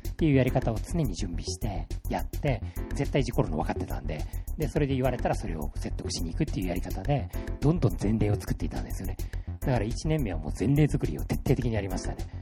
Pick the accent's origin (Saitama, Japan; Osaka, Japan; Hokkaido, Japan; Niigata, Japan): Osaka, Japan; Kishiwada; 岸和田で生まれた